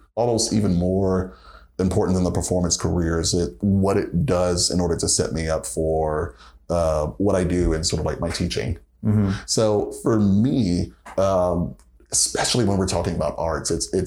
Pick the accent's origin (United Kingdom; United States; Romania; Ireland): United States; Atlanta, Georgia; I was working in Atlanta, sort of like my hometown, working with the Atlanta Music Project